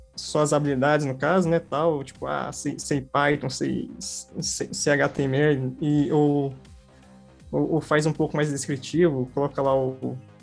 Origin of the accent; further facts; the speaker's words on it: Brasília, Federal District, Brazil; eu sou aqui do, do Gama, né, do Distrito Federal.